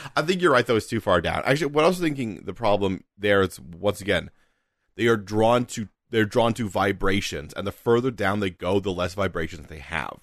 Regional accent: United Kingdom; we're British

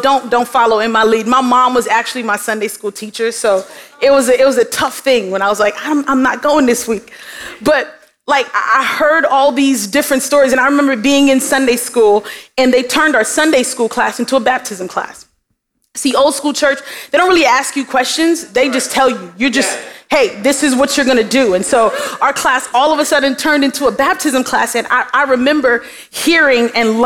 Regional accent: New York City, New York, United States; moved away as an adult; now in Miami, United States; I was born in Brooklyn. And so before I got to Miami, I was fully immersed in Brooklyn culture. Like the way that I walked, the way that I talked

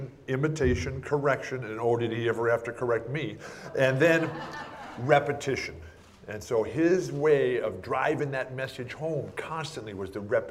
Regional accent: San Diego, California, United States; I'm from San Diego here

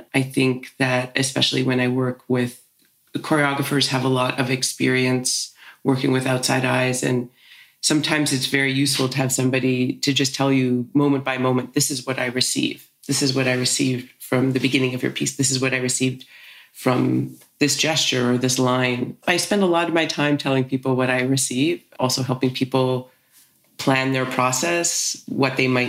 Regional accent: Toronto, Ontario, Canada; born there; also born or lived in United States; now in Vancouver, Canada; I was born in Toronto. My parents are from Winnipeg, but they moved us around a lot as kids. So yeah, I lived in the States a lot growing up.

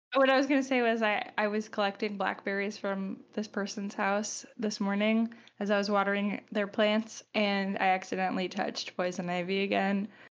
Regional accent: Long Island, New York, United States; I'm from Long Island, you know, we ate pasta

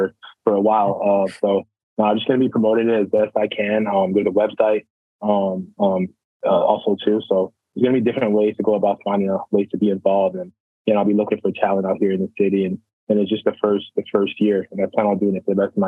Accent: Ottawa, Ontario, Canada; born and raised in Ottawa, Canada.

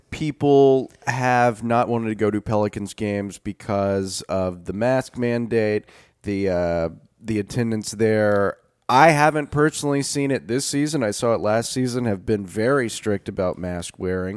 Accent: North Louisiana, United States; growing up in North Louisiana

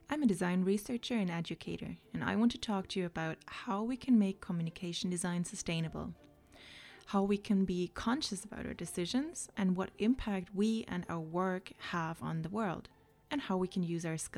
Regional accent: Germany; accent: mix of German, Irish; English is a second language; now in Ireland; I'm from Germany originally, but I've emigrated to Ireland many moons ago. So, if you were wondering what that weird accent is, it's a mix of German, Irish, and whoever I listen to on a daily basis.

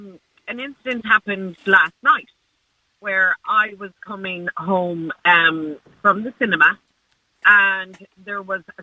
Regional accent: Shannon, Munster, Ireland; I'm from Shannon, right?

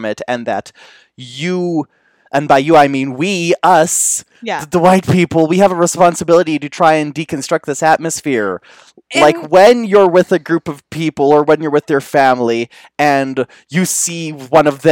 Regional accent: Canada

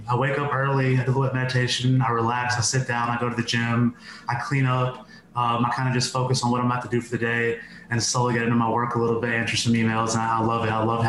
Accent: New York City, New York, United States; born there; now in Los Angeles, United States; I'm 35 years old. I currently live in Los Angeles. I was born in New York City. My parents are first generation directly from India.

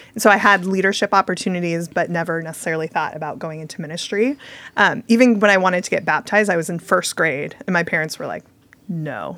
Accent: Bay Area, California, United States; I grew up in the Bay Area

